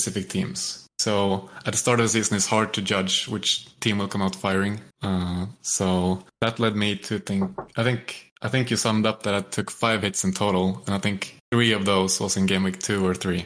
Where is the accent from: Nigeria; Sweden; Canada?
Sweden; I grew up playing football in Sweden